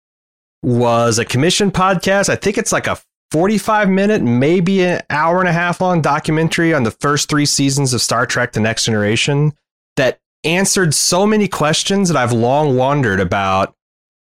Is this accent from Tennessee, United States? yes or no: no; Indiana, United States; I grew up in Indiana